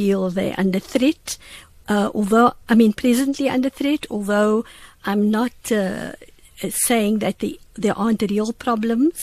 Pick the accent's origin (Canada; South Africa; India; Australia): South Africa; Cape Town, Western Cape; I live in the same area that I grew up in Wynberg